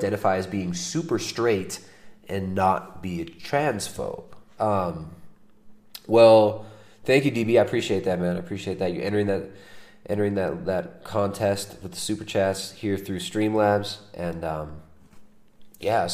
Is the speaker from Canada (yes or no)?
no; United States; now in South America; I don't get anything weird for being an American here.